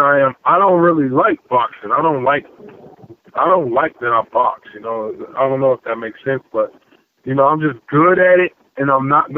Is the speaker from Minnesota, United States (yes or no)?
no; Missouri, United States; I'm from the Show Me State